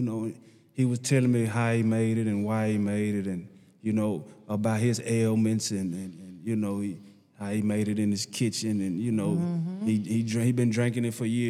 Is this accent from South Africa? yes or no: no; Nashville, Tennessee, United States; I'm from Nashville, Tennessee, Preston Taylor Projects.